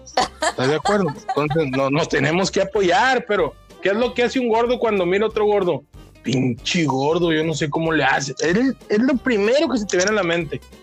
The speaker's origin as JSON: {"language": "Spanish", "town": "Culiacán", "region": "Sinaloa", "country": "Mexico", "tie": "born or raised there", "accent": "Sinaloan", "moved": "yes", "lives_now": "Tijuana, Mexico", "said": "yo soy nacido en Culiacán, soy culichi de nacimiento, pero me etiqueto como tijuanense de corazón"}